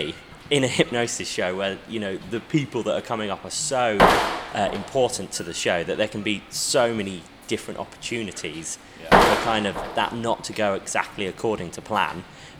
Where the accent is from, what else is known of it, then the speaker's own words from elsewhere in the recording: Midlands, United Kingdom; I'm from the Midlands